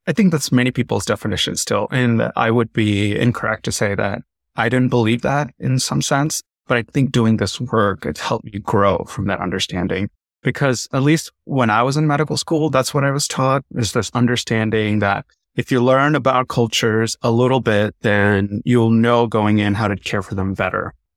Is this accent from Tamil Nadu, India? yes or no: yes; Tamil Nadu, India; I'm South Indian. I'm from Tamil Nadu